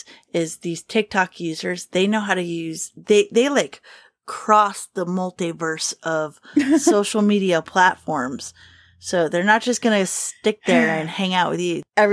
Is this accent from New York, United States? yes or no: no; Kentucky, United States; I'm from Kentucky Brian's from Indiana, and it cannot be helped